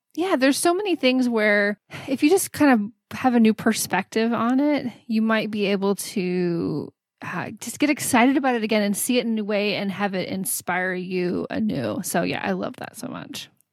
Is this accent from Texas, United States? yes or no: yes; Houston, Texas, United States; also born or lived in San Antonio; I grew up in Houston